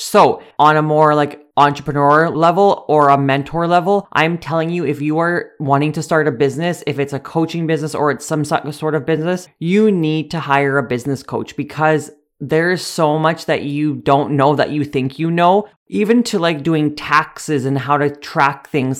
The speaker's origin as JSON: {"language": "English", "town": "Sedley", "region": "Saskatchewan", "country": "Canada", "tie": "born or raised there", "said": "I grew up in Sedley, a small village"}